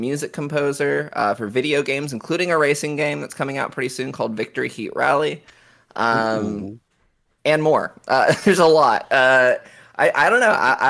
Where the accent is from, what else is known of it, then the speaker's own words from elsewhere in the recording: Oklahoma, United States; It was, yeah, because I grew up in Oklahoma.